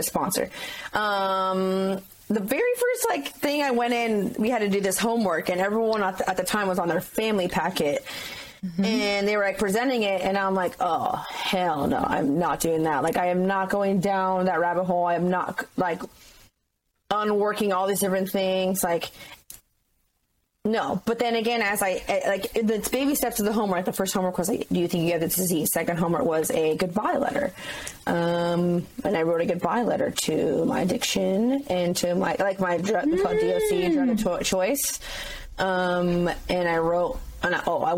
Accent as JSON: {"language": "English", "town": "San Clemente", "region": "California", "country": "United States", "tie": "born or raised there", "said": "my hometown of San Clemente, California"}